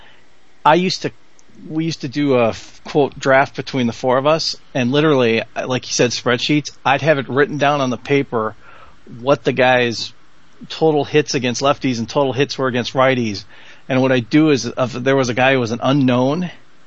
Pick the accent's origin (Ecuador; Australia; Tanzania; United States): United States; Milwaukee, Wisconsin; I'm from the hometown of the current residence of Patrick Chapin in Milwaukee, Wisconsin